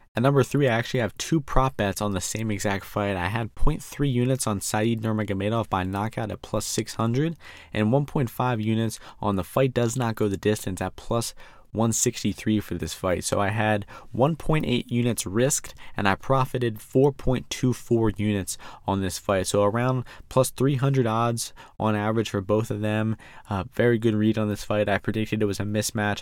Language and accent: English; United States; I'm American